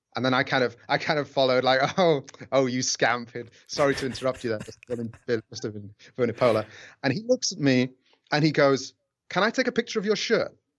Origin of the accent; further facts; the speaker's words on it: Rotherham, Yorkshire and the Humber, United Kingdom; now in Fukuoka, Japan; my hometown kit, which is Rotherham, uh, in England